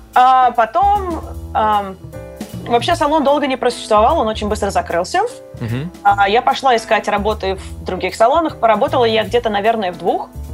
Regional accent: Russia; now in United States; я выросла в России

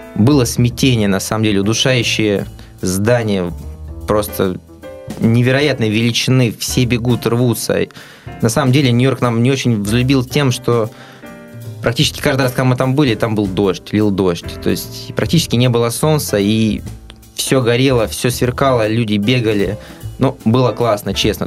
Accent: Russia; мы из России

